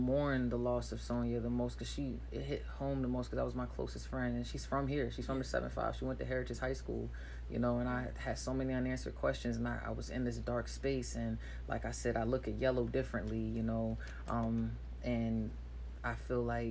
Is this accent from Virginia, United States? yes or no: yes; Hampton, Virginia, United States; I'm from Hampton